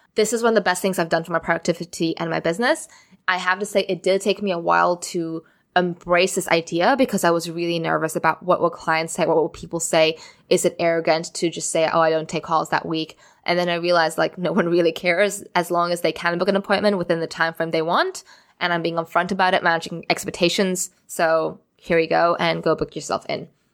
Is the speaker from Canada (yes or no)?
no; Singapore; moved away as an adult; also born or lived in Amsterdam; I grew up in Singapore, And I went through the local school system